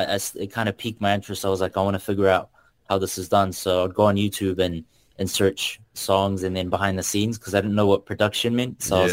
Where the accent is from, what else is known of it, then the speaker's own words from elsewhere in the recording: Auckland, New Zealand; also born or lived in Kurdistan; originally I'm from Kurdistan, so that's out in the Middle East. Came over here with my family when I was about a month old and have spent my whole life in South Auckland. So, yeah, that's pretty much where I'm based. And yeah, where I stem from ethnically.